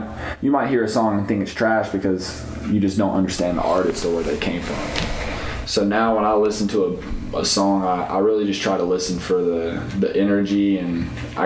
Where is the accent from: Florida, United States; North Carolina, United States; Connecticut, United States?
North Carolina, United States; Greensboro; I was born in the country and then I grew up in Greensboro, so I grew up in the city